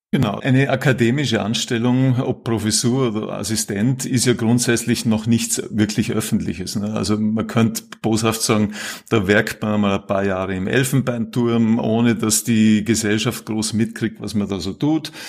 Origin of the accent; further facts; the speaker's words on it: Vorarlberg, Austria; moved away as an adult; also born or lived in Salzburg; now in Vienna, Austria; Ich bin ursprünglich Vorarlberger, habe dann lang in Salzburg gelebt, Studium Zivildienst dort gemacht und bin seit mittlerweile gut 20 Jahren in Wien